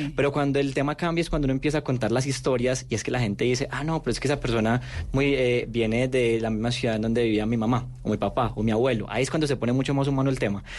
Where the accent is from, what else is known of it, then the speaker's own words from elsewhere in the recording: Medellín, Antioquia, Colombia; now in Bogotá, Colombia; yo que soy de Medellín